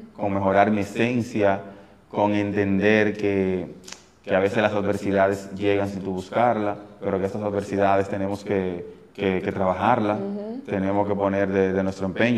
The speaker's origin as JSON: {"language": "Spanish", "town": "Santiago de los Caballeros", "region": "Santiago", "country": "Dominican Republic", "tie": "born or raised there", "said": "Prácticamente nací en la ensanche Román, viví un tiempo en Gurabo, me, me crié en Los Reyes, en el sector Los Reyes"}